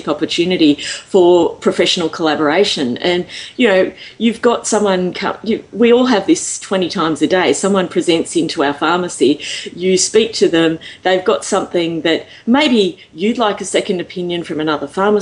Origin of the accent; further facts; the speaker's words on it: Australia; I'm here from Australia